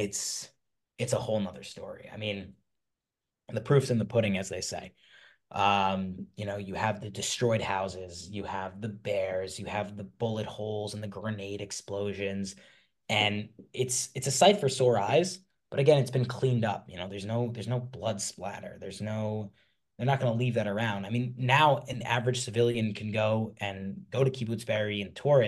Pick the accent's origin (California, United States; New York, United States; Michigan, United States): New York, United States; growing up in New York